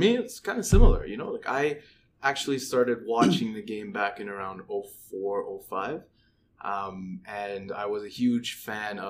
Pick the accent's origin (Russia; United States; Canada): Canada; Winnipeg, Manitoba; moved away; also born or lived in Hamilton; I was born in Winnipeg, Manitoba